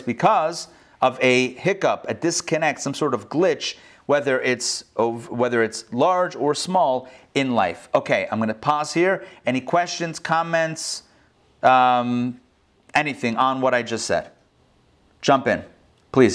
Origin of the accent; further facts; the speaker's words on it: Pittsburgh, Pennsylvania, United States; now in Atlanta, United States; I'm from Pittsburgh